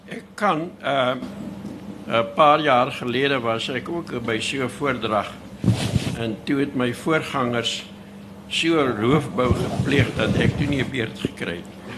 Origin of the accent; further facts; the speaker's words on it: South Africa; moved away; also born or lived in Ventersdorp; Ek het op die Vredefort koepel groot geword